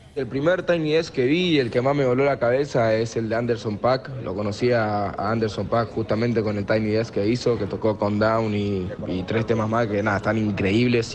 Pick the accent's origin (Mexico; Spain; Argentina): Argentina; Buenos Aires; Yo soy de la Boca, soy Argentina